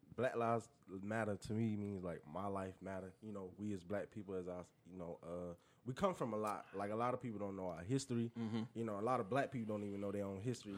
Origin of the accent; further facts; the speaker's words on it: Orangeburg, South Carolina, United States; also born or lived in Columbia, South Carolina; I'm from South Carolina. South Carolina. I raised in Orangeburg, but moved to Columbia